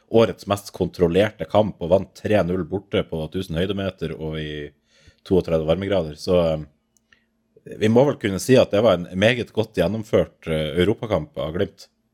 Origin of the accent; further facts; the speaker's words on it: Bodø, Nordland, Norway; jeg er fra Bodø